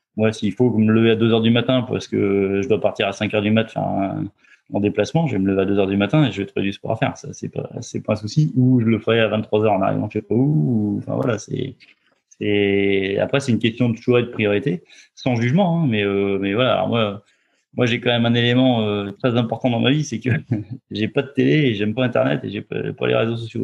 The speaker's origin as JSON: {"language": "French", "town": "Roanne", "region": "Auvergne-Rhône-Alpes", "country": "France", "tie": "born or raised there", "moved": "as an adult", "lives_now": "Loir-et-Cher, France", "said": "je suis, originaire de Rhône-Alpes, je suis né à Rouen, à côté de Saint-Étienne. Euh, j'ai vécu beaucoup de temps euh, en Rhône-Alpes, 25 ans"}